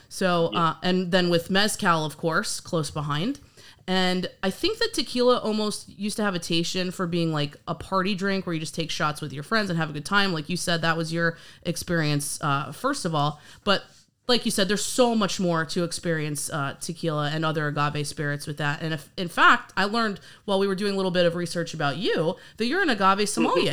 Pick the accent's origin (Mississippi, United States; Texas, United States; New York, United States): New York, United States; I'm actually from New York as well, and I can remember being a little kid